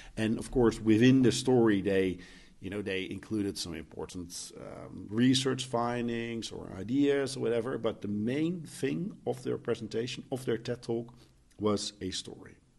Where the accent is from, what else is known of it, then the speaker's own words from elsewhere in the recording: Netherlands; I'm coming from the Netherlands, where everything, I mean, we're living in the most beautiful country in the world